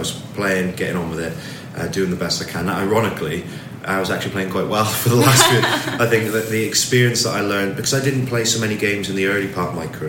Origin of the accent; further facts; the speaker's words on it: Swansea, Wales, United Kingdom; also born or lived in Gloucestershire; I'm from Swansea originally.